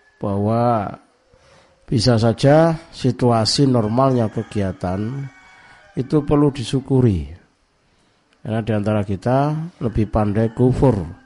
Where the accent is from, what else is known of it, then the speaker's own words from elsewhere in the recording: East Java, Indonesia; di Jawa Timur, termasuk di kampung saya ini